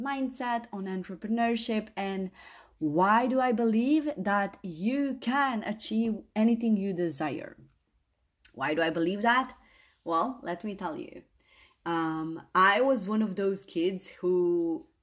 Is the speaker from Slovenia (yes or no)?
yes; Slovenia; English is a second language; moved away; I didn't speak my language, my country language, good enough, because I am an immigrant daughter, and you know, Slovene was not my first language, but I needed to use it in school. But I was born to Bosnian parents